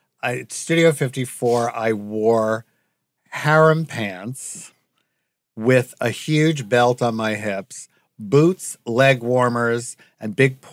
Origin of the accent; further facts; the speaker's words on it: Long Island, New York, United States; Long Island, yep. And I moved in when I was 18.